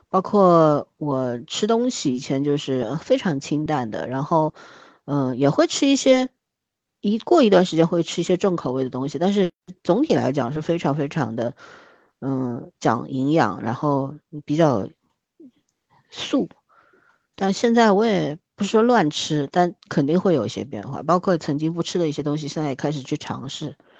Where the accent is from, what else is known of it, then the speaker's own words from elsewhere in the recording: China; 作为一个中国人